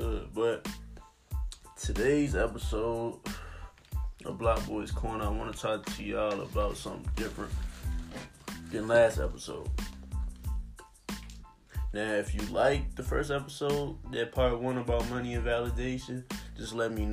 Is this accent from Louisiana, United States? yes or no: no; Charles City, Virginia, United States; I'm really from Charles City, Virginia. You know what I'm saying? Charles City County. Born and raised